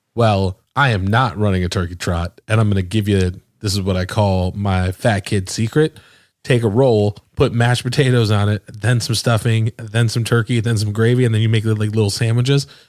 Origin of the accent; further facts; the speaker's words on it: the North, United States; moved away; I'm from the North